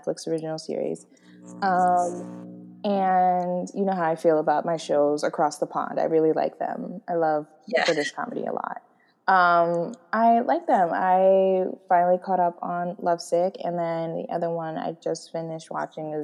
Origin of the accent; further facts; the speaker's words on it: United States; we're American